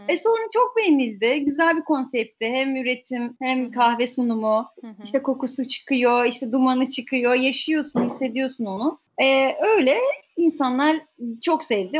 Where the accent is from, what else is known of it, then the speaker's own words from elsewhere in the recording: Istanbul, Turkey; İstanbul'da doğdum. Doğma büyüme İstanbul'uyum, E, ee, Ataköy çocuğuyum. Ataköy'de büyüdüm.